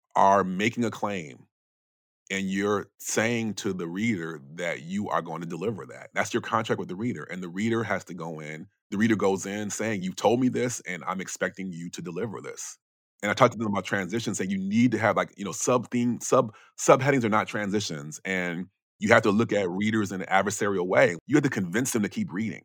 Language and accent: English; Chicago area, Illinois, United States; moved away as an adult; also born or lived in Brooklyn, New York; I'm not directly from Chicago, but it's the biggest city in it where I grew up